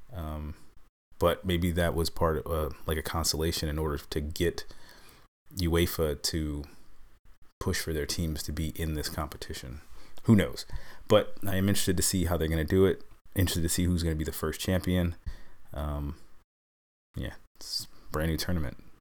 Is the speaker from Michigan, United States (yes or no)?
no; New York, United States; I'm a New Yorker